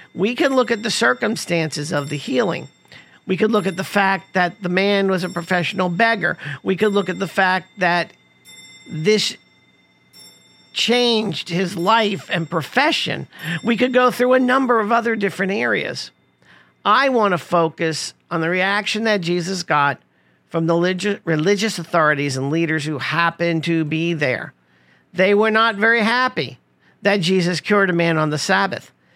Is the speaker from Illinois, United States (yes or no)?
no; New York City, New York, United States; growing up in Rosedale, Queens, located in New York City